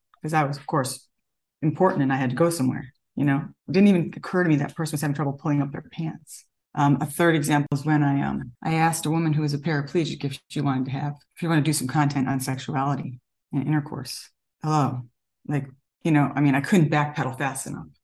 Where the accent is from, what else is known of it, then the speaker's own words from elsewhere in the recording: Elmira, New York, United States; now in California, United States; I grew up upstate New York in a very small town